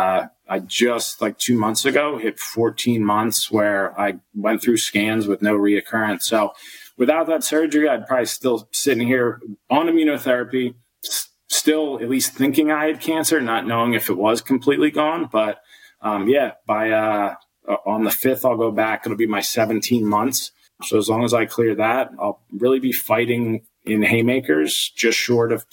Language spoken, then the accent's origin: English; just outside of Atlantic City, New Jersey, United States; I grew up just outside of Atlantic City with two brothers.